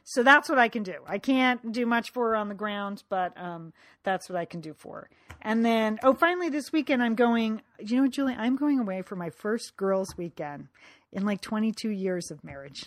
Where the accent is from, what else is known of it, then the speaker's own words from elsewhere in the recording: Connecticut, United States; moved away; from growing up in Connecticut from high school